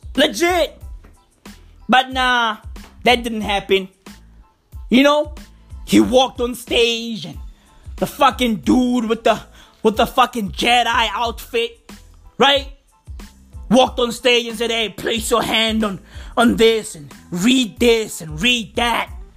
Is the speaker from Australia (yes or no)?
no; South Africa; I'm proudly South African. I love my country